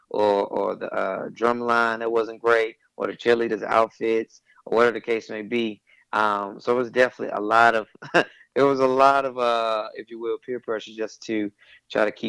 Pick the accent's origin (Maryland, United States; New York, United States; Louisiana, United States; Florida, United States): Louisiana, United States; Shreveport; also born or lived in Texas; I'm originally from Shreveport, Louisiana, and then I moved back and forth two or three times with my family.